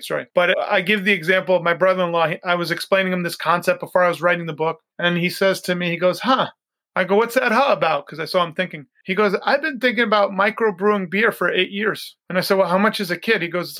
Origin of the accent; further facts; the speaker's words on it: Oyster Bay, New York, United States; when I was a kid growing up in New York, I grew up by Teddy Roosevelt's house, Sagamore Hill